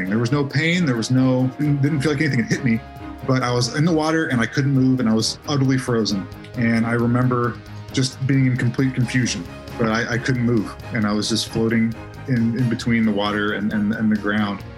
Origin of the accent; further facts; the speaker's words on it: Indianapolis, Indiana, United States; I grew up in Indianapolis